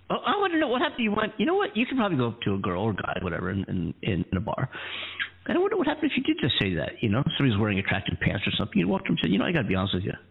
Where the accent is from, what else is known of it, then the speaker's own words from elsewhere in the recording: Los Angeles, California, United States; You know, I live in Los Angeles now. So are the, my hometown LA Rams